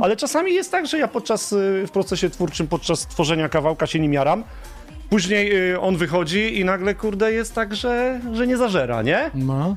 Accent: Pyskowice, Silesian Voivodeship, Poland; grałem tylko u siebie w Pyskowicach, w dyskotekach

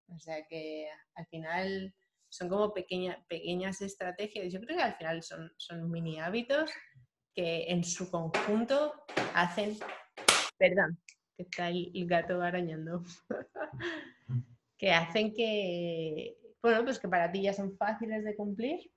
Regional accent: Madrid, Community of Madrid, Spain; moved away as an adult; also born or lived in France / Réunion; yo soy de Madrid

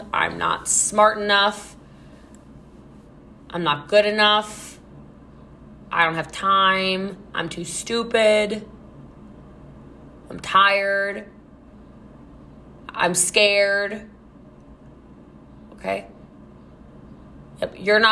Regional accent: United States; I'm American.

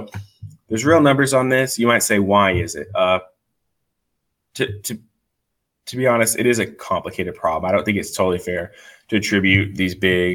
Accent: East Texas, United States; Where I grew up in East Texas, working in the oil fields

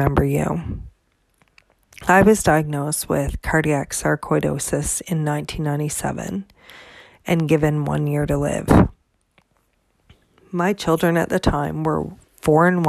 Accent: Canada; I'm Canadian

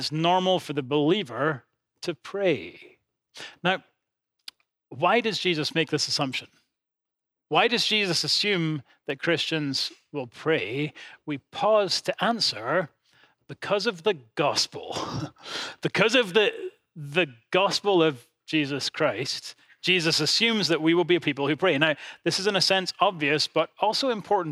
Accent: Edinburgh, Scotland, United Kingdom; my hometown of Edinburgh

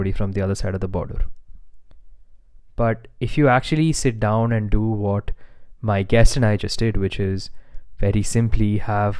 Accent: India; my home country of India

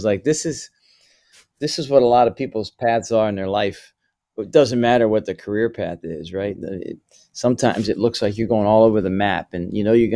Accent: Morgantown, West Virginia, United States; having the chance to grow up around an athletic department in Morgantown, West Virginia

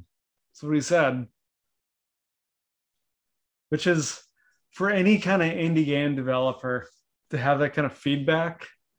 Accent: Canada; now in United States; growing up in Canada and even being in the US for this long

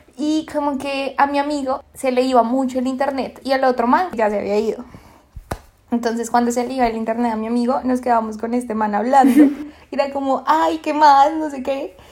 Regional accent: Bogotá, Colombia; moved away as an adult; now in Lima, Peru; yo vivo en Lima, Perú en este momento, pero soy de Colombia, soy bogotana, rolísima de corazón

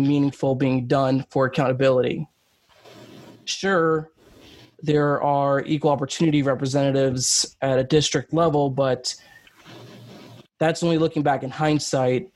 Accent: New York City, New York, United States; now in Buffalo, United States; I'm originally from New York City

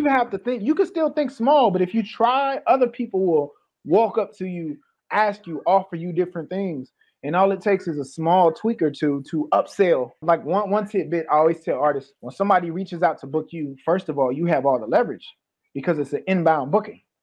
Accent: Peoria, Illinois, United States; also born or lived in Maywood, Illinois; I was born in Maywood, but I grew up in Peoria

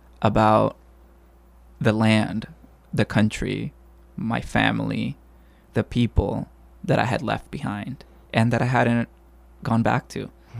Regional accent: California, United States; I wasn't the most literary student growing up in the Bay Area.

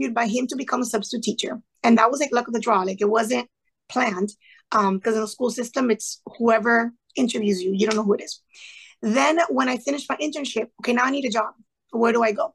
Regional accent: Sweetwater, Florida, United States; first language Spanish; English is a second language; I was born and raised in Sweetwater, to be specific, went to college at FIU. Like I stayed within a 5 mile radius of my neighborhood

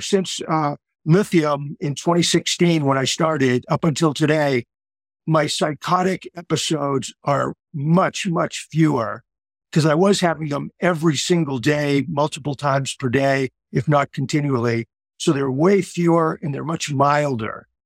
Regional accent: Boston, Massachusetts, United States; moved away as an adult; now in Cocoa Beach, United States; I grew up in the Boston area

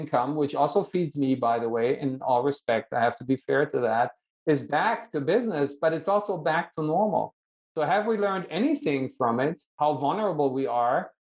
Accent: United States; only because I'm also American and I teach here, I was allowed to come back

